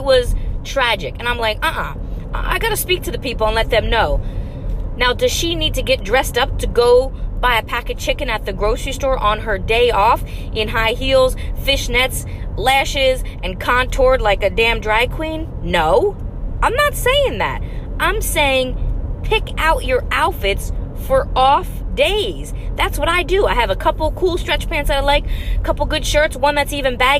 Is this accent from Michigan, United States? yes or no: no; New Jersey, United States; now in Los Angeles, United States; I moved to LA from Jersey